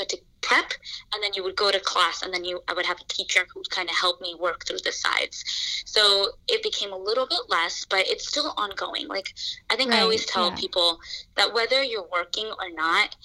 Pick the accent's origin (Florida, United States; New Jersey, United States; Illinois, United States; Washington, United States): New Jersey, United States; moved away as an adult; now in New York City, United States; I am from New Jersey. I moved to New York City